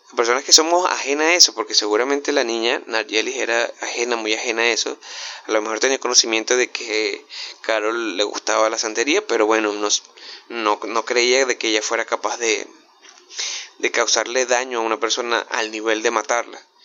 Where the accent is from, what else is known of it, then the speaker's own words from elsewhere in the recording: Venezuela; yo que soy venezolano